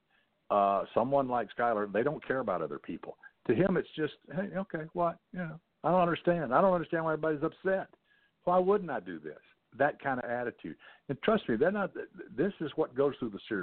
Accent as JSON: {"language": "English", "region": "the South", "country": "United States", "tie": "born or raised there", "said": "I grew up in the South"}